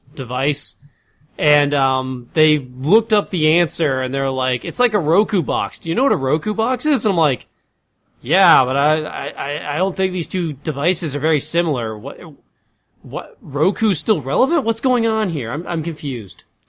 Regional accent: United States; me being from the United States

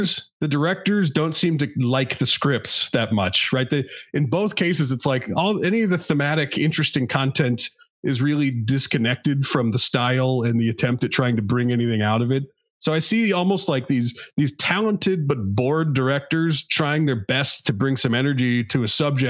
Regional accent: United States; I'm American

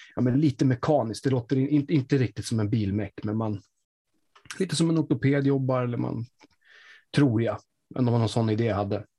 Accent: Sweden; jag bor ju i Sverige, jag är uppväxt som svensk

